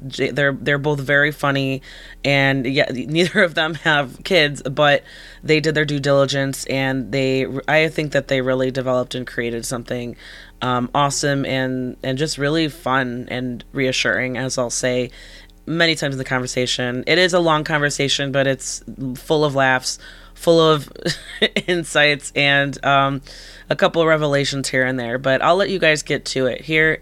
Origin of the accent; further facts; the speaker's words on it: Chicago, Illinois, United States; whenever I traveled abroad, like in Europe mostly, and people ask like, where are you from? And I say, well, from like Chicago.